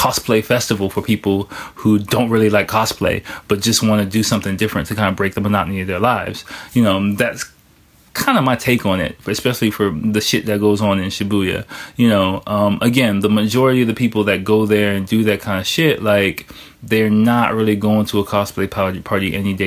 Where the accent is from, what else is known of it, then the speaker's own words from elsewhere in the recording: United States; moved away as an adult; now in Japan; I'm from America